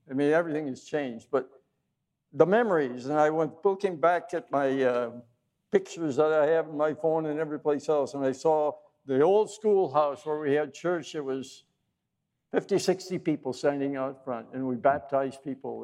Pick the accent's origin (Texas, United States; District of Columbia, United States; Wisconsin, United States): Wisconsin, United States; I grew up in the wonderful state of Wisconsin. I was born in Wisconsin into a Christian family